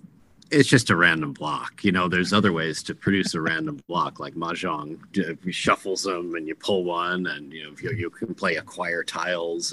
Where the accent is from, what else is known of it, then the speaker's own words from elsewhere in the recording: California, United States; also born or lived in Connecticut / New Hampshire / Wyoming; now in Virginia, United States; I was born in Connecticut, raised California, came back east for school, and then for my career, I came down to Virginia, and I now live between Virginia and Wyoming.